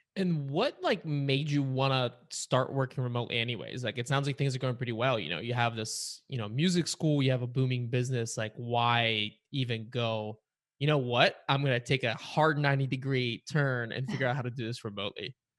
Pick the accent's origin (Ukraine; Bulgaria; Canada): Bulgaria; Varna, Varna Province; moved away; I was, I was born and I grew up in Varna, Bulgaria, which is, like, right on the coast